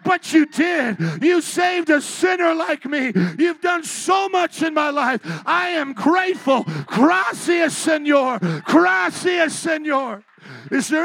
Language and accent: English; Indiana, United States; moved away as an adult; also born or lived in New Orleans; I was from the Midwest, Indiana.